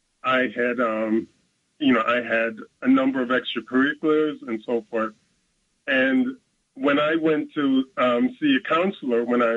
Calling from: Brooklyn, New York, United States; Yes, I'm … from Brooklyn.

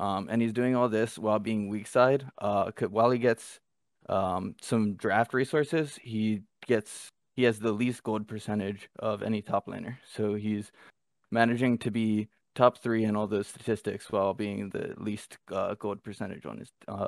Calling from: Winston-Salem, North Carolina, United States; I'm coming from Winston-Salem, North Carolina.

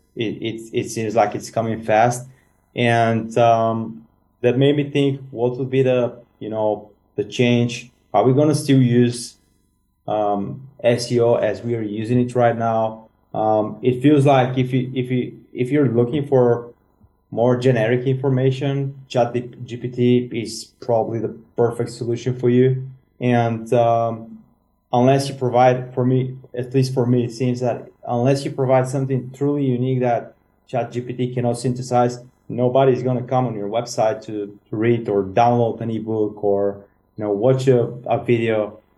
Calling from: Sofia, Sofia City, Bulgaria; I'm calling from Sofia, Bulgaria

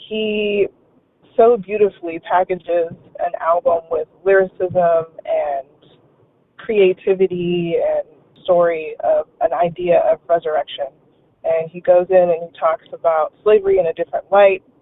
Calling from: California, United States; I'm calling from California.

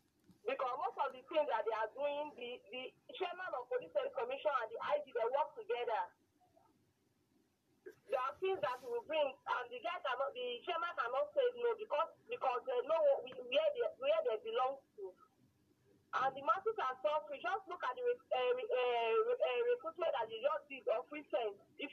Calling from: Abuja, Federal Capital Territory, Nigeria; I'm calling from Abuja.

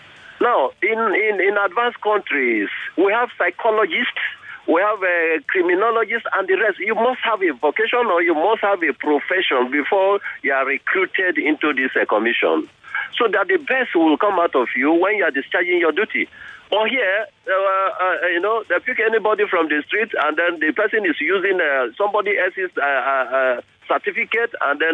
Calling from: Ikoyi, Lagos, Nigeria; I'm calling you from Ikoyi.

